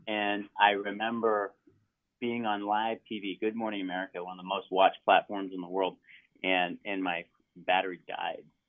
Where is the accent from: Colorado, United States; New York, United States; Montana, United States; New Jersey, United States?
Montana, United States; that's Region Three, and that's where I grew up. I mean, that is where I grew up, uh-huh. legitimately uh-huh. where I grew up in Montana